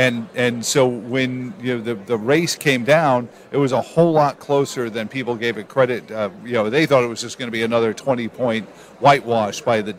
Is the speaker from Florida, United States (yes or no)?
no; New York City, New York, United States; I grew up in Queens